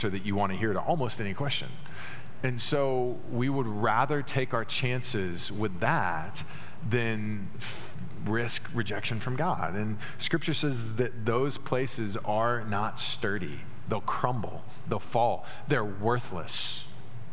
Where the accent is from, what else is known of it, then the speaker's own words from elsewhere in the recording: United States; the religious structures that we built as American evangelicals